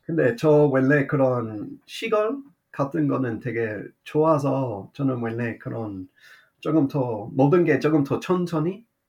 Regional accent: Australia; Korean is a second language; moved away as an adult; also born or lived in Seoul, South Korea / Miryang, South Korea; 호주 사람으로서 처음에 한국에 갔을 때는

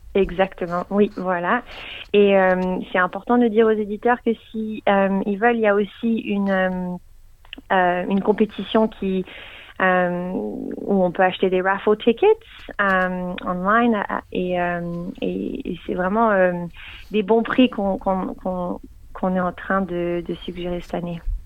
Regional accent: Geneva, Switzerland; now in Melbourne, Australia; je viens de Genève, donc je parle français.

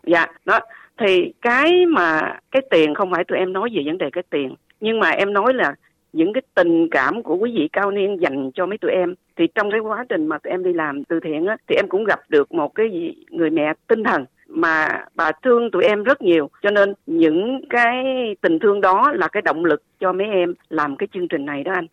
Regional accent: Vietnam; now in Perth, Australia; chúng em và tất nhiều người Úc gốc Việt

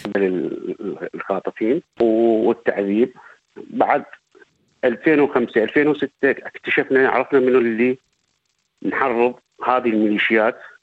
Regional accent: southern Iraq, Iraq; moved away as an adult; also born or lived in Baghdad, Iraq / Syria / Jordan; now in Victoria, Australia; أنا من مواليد آه، جنوب العراق

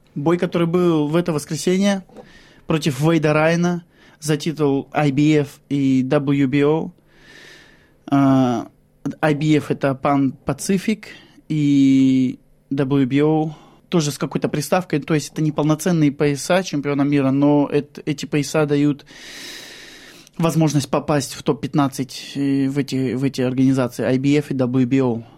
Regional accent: Shlisselburg, Leningrad Oblast, Russia; moved away as an adult; now in Australia; Я родом из Шлиссельбурга, это Ленинградская область

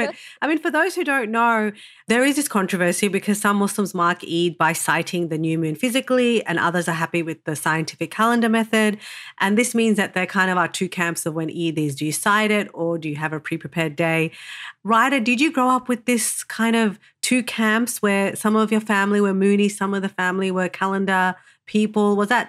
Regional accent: Sydney, New South Wales, Australia; defense of the sad Sydney diaspora Eids, which are the only ones I've ever experienced, okay? Look, I'm bringing an Australian twist.

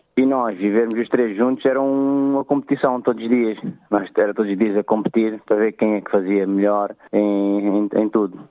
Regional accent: Amadora, Lisbon, Portugal; Eu nasci e cresci na Amadora

